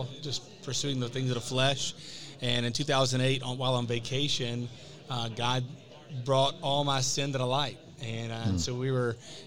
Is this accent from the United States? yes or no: yes; the South, United States; now in Las Vegas, United States; I grew up in the South